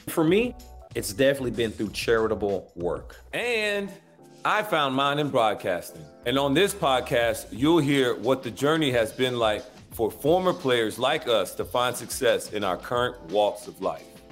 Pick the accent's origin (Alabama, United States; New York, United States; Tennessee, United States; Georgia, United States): Alabama, United States; I'm from Alabama.